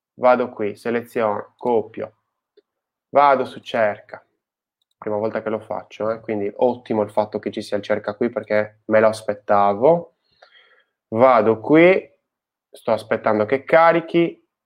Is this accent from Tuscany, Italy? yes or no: no; Sardinia, Italy; nel mio paese, in Sardegna